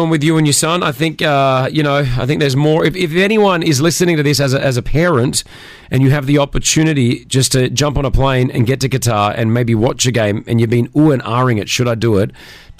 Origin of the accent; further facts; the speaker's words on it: Australia; So we need France to beat Tunisia tonight as an Australian.